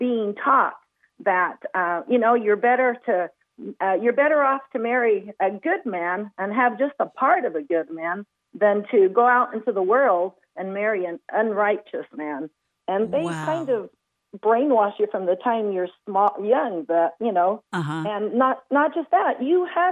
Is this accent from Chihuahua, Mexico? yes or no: yes; Chihuahua, Mexico; moved away as an adult; also born or lived in Anchorage, Alaska; I was born and raised in Chihuahua, Mexico.